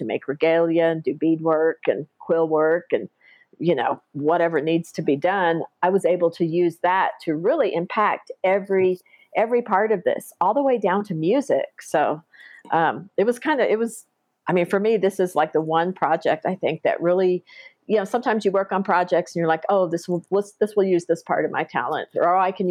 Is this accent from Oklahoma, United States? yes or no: yes; Faxon, Oklahoma, United States; also born or lived in Lawton, Oklahoma / Apache, Oklahoma; I grew up on out in Faxon, Oklahoma, and Apache, Oklahoma